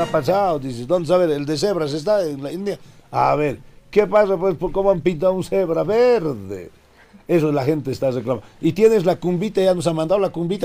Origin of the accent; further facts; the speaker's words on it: La Paz, Bolivia; also born or lived in Vallegrande; nací en La Paz, en la maternidad 18 de mayo